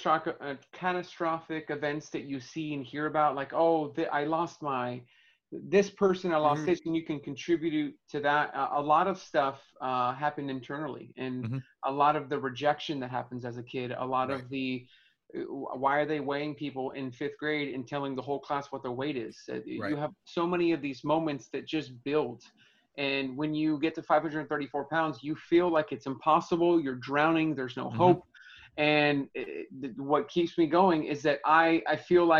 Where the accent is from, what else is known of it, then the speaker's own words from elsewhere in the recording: Inglewood, California, United States; I grew up in Southern California, Inglewood